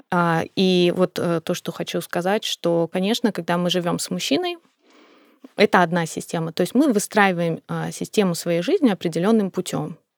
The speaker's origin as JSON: {"language": "Russian", "region": "North Caucasus", "country": "Russia", "tie": "born there", "said": "Я сама родилась на Кавказе. И для Кавказа это абсолютно нормальная история."}